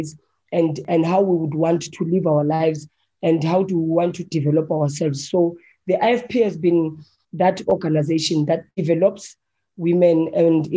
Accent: Johannesburg, Gauteng, South Africa; Firstly, I'm a Soweto girl. Yeah, I come from White City

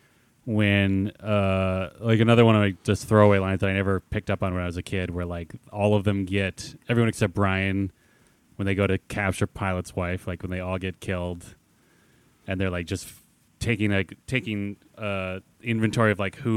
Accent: United States

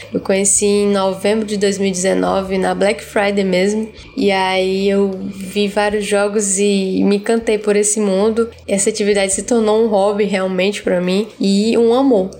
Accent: Rio Branco, Acre, Brazil; eu sou da cidade de Rio Branco, no estado do Acre.

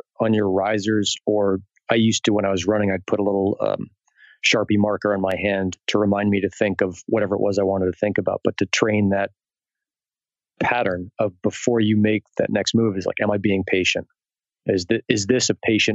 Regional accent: United States; as an American

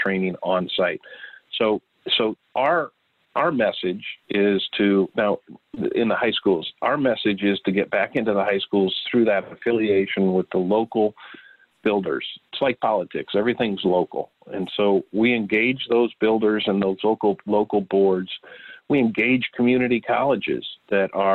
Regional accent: Bloomington, Illinois, United States; I'm from Bloomington, Illinois

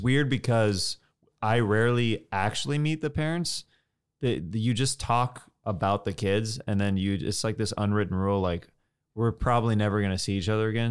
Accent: Kansas, United States; moved away; I'm from Kansas

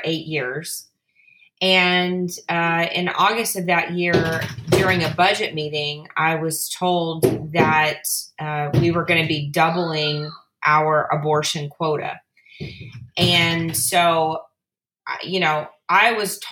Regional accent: South Louisiana, United States; I grew up in South Louisiana

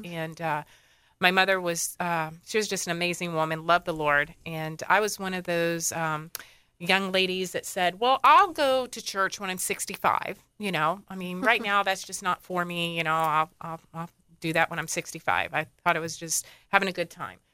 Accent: Dunedin, Florida, United States; also born or lived in Tarpon Springs, Florida; I'm a Floridian. I was born in Dunedin. Okay. And lived here my whole life.

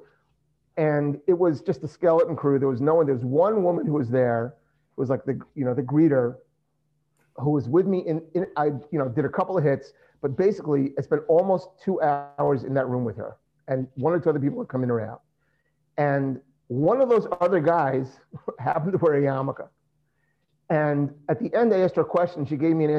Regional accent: United States; I'm an American, I've never been an Israeli

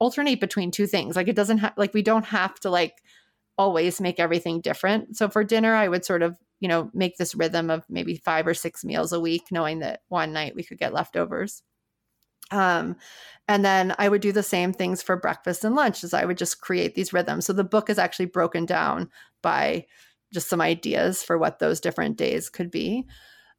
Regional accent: New Orleans, Louisiana, United States; moved away; I'm from New Orleans, and in New Orleans every Monday we had red beans and rice

